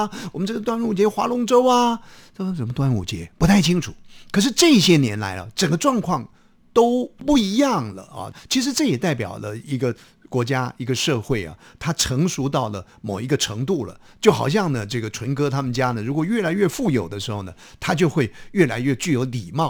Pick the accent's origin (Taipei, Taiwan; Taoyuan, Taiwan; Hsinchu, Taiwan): Hsinchu, Taiwan; 对对对对，那就是我家乡，是我做中介的。